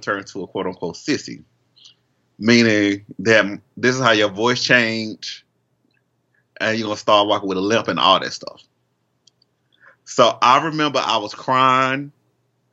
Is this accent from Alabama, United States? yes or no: yes; Alabama, United States; I'm from Alabama.